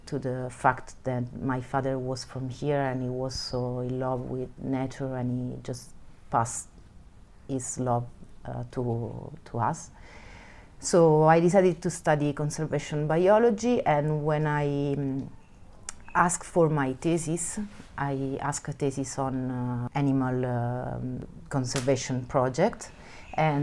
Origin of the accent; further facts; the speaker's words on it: Rome, Lazio, Italy; English is a second language; moved away as an adult; now in Pescasseroli, Italy; I was born in Rome, so I'm not from here, and I decided later to move from the city to Pesca Sorolli here in the national park.